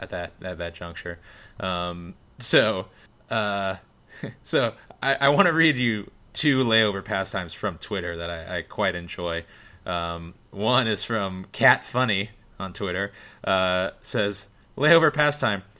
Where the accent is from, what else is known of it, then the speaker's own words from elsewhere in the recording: South Florida, United States; I'm from South Florida